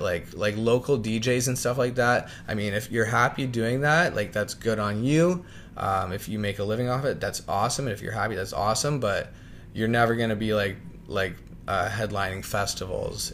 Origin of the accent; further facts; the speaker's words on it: Niagara Falls, Ontario, Canada; also born or lived in Chippawa, Ontario / London, Ontario; now in Toronto, Canada; I was born and raised in Niagara Falls